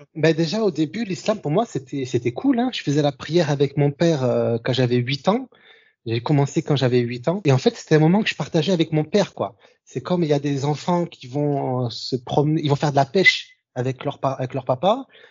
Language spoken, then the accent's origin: French; France; famille d'origine algérienne, et voilà, je vis en France, euh, je suis, je suis français